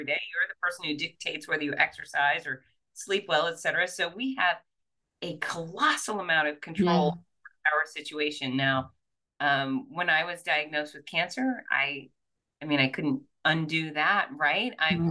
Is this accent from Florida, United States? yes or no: yes; Fort Lauderdale, Florida, United States; now in Gainesville, United States; I was born and raised in Fort Lauderdale, and then I came up to the University of Florida in Gainesville